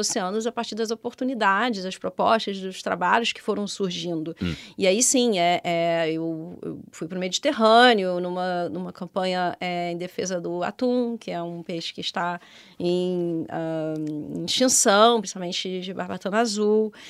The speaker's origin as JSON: {"language": "Portuguese", "region": "Rio de Janeiro", "country": "Brazil", "tie": "born or raised there", "moved": "as an adult", "lives_now": "Portugal", "said": "no Rio de Janeiro, onde eu nasci e hum. cresci."}